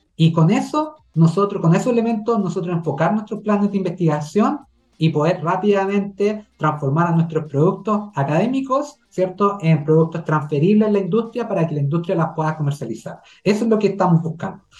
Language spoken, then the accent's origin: Spanish; Chile; como chilenos y chilenas